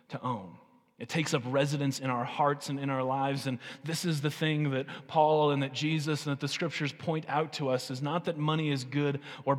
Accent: United States; As American and American Christians

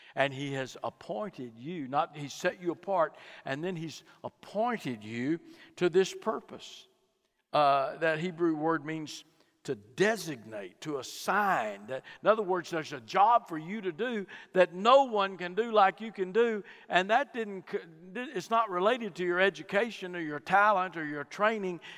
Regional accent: Fort Worth, Texas, United States; I was born in Fort Worth, Texas, grew up in a home uh, with good moral folks.

